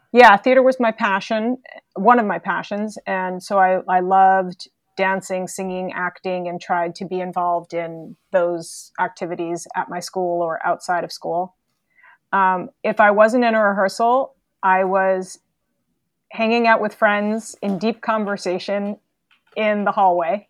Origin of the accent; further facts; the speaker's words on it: New York City, New York, United States; also born or lived in Massachusetts; I am a native New Yorker, born and raised in New York City